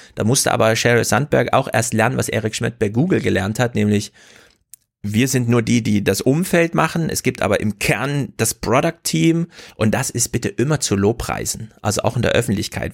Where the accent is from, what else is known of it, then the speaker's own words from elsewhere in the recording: Jena, Thuringia, Germany; In Jena, meiner Heimatstadt